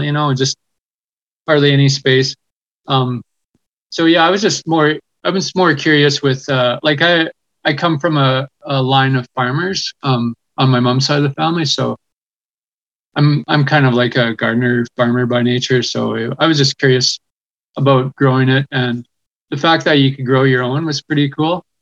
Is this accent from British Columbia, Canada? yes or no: yes; West Coast, British Columbia, Canada; I grew up on the West Coast